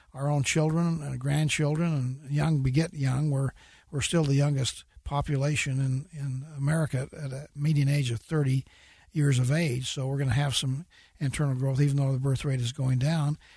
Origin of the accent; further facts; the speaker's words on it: Utah, United States; I'm from Utah